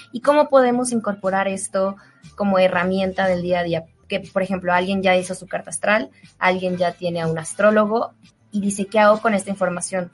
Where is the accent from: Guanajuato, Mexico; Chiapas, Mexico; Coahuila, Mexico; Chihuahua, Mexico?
Guanajuato, Mexico; León; now in Mexico City, Mexico; allá en León, mi pueblo